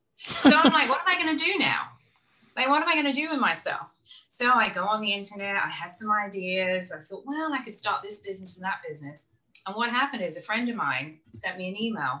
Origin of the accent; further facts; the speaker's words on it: England, United Kingdom; moved away as an adult; also born or lived in Orlando, Florida; now in South Carolina, United States; I'm from England originally